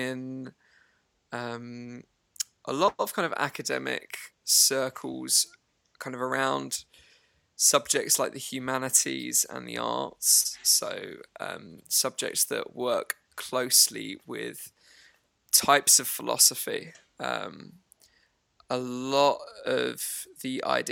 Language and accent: English; Harlow, East of England, United Kingdom; moved away as an adult; I came from a place in England that is just kind of 20 miles outside of London. It's a town called Harlow in Essex